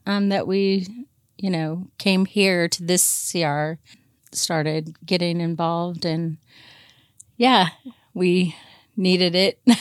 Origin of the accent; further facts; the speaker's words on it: Portland, Oregon, United States; I grew up mainly here in, in the Portland area